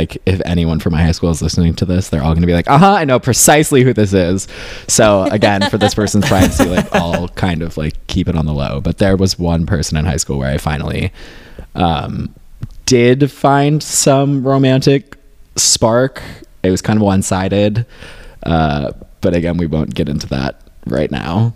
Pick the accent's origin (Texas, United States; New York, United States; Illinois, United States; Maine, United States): New York, United States; upstate; moved away as an adult; also born or lived in Boston; now in Los Angeles, United States; I grew up in rural upstate New York